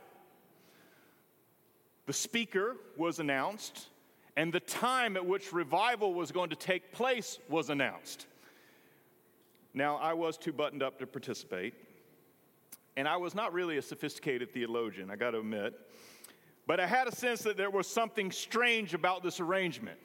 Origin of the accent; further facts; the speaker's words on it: Greenville, North Carolina, United States; moved away; The one Presbyterian church in my hometown, it was on the corner of 14th and Elm, was just simply too much for my family. So Jarvis Memorial became our adopted church.